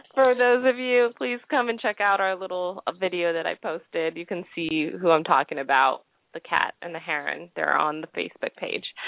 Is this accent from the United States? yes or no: yes; Los Angeles, California, United States; also born or lived in Japan; I'm from Los Angeles